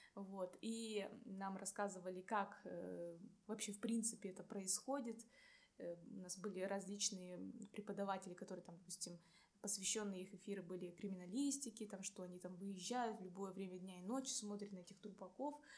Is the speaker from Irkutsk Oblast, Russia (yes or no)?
yes; Irkutsk, Irkutsk Oblast, Russia; moved away as an adult; also born or lived in Buryat (ethnic); now in Saint Petersburg, Russia; я из Иркутска